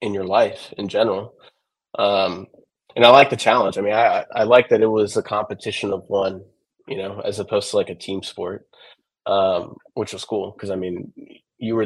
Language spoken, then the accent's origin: English; Austin, Texas, United States; I was born and raised in Austin.